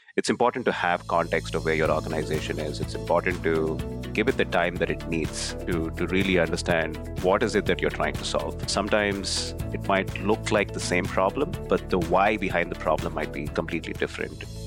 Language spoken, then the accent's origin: English; Bangalore, Karnataka, India; moved away as an adult; now in United States; where I grew up in Bangalore, India